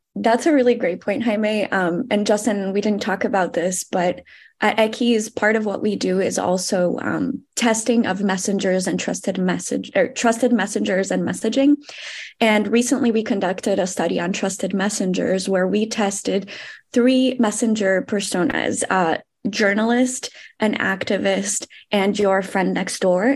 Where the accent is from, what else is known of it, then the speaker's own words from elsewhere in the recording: Brazil; I'm also from Brazil